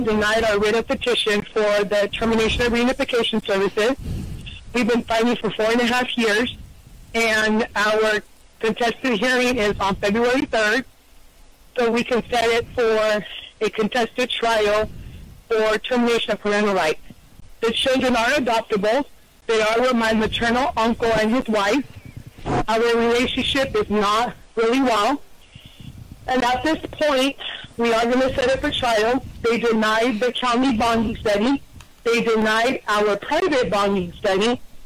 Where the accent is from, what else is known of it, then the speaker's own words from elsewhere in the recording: Northern California, United States; I'm from California, from Northern California